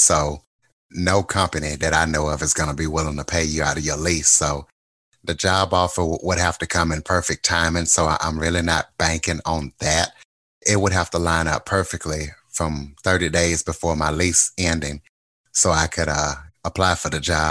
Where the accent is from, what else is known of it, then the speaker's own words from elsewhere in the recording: Louisiana, United States; accent: Louisiana; moved away as an adult; also born or lived in Wichita, Kansas; now in Kansas, United States; I'm from Louisiana, so I still have my Louisiana accent